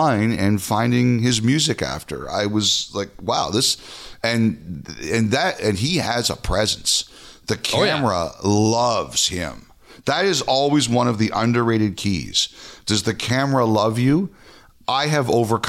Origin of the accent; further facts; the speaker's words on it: Toronto, Ontario, Canada; I'm from Toronto. I know a lot of people hate Toronto. I love Toronto. It's been my home for 49 of my 53 years.